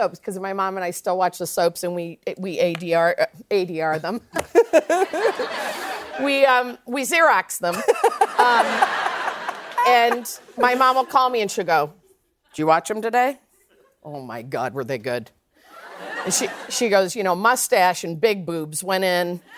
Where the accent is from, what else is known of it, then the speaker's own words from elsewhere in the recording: Midwest, United States; I grew up in the Midwest